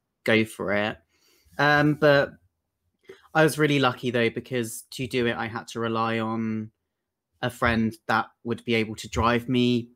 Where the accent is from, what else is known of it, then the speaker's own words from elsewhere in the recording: Brighton, South East England, United Kingdom; I'm from Brighton and it's quite hard to break out anywhere in Brighton